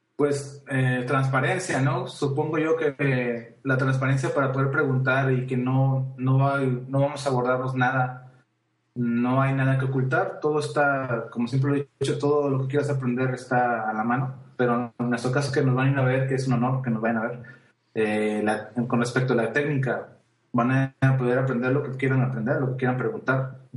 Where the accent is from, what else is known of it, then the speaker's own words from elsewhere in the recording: Mexico; yo soy mexicano